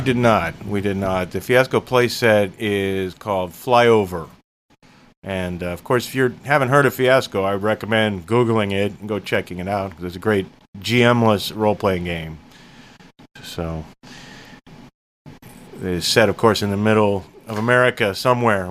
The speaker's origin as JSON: {"language": "English", "town": "Sedalia", "region": "Missouri", "country": "United States", "tie": "born or raised there", "said": "I was born in Sedalia, Missouri. Point is, we are all from the very region that we're making fun"}